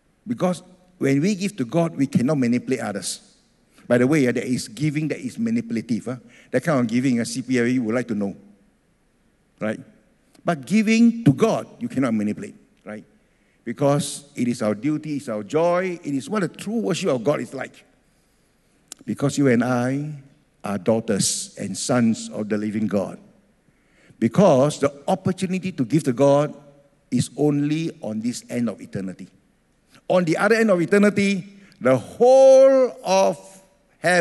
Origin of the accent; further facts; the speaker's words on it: Singapore; also born or lived in Ethiopia; I grew up in Singapore